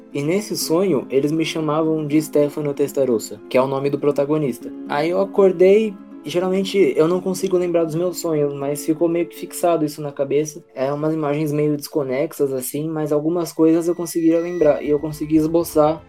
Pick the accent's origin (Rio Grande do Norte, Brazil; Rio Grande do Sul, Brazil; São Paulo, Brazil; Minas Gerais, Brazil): São Paulo, Brazil; Eu sou paulistano